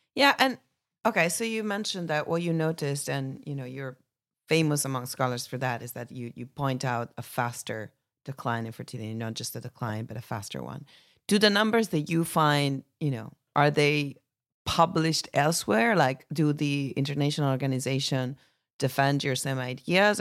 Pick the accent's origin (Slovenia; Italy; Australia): Italy; my home country